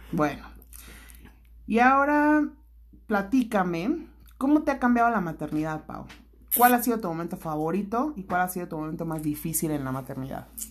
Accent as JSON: {"language": "Spanish", "town": "Toluca", "region": "State of Mexico", "country": "Mexico", "tie": "born or raised there", "said": "yo también crecí aquí en Toluca, o sea, parte de mi infancia"}